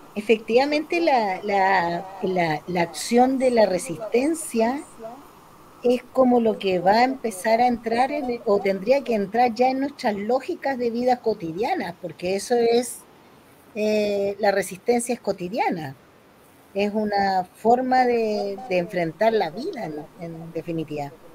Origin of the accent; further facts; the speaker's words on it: Chile; como chilenos